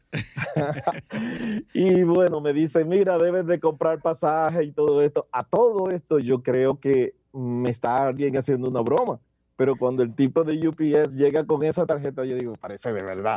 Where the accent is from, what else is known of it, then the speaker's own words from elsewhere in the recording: Dominican Republic; moved away as an adult; now in Pennsylvania, United States; trabajé como muchos dominicanos que tenemos que buscar de qué vivir